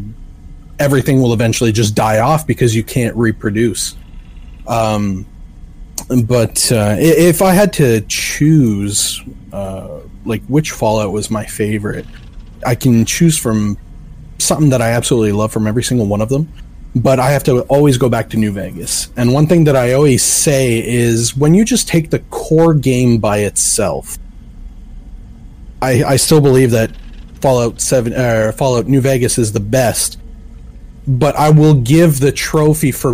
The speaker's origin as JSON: {"language": "English", "country": "Canada", "said": "I am Canadian"}